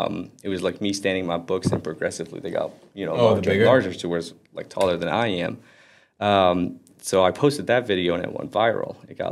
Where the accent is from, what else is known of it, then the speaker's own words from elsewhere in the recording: Florida, United States; also born or lived in Aley, Lebanon / California; I was born there and then moved to America when I was 8. So we lived in Florida pretty much ever since. That's where my family's at right now.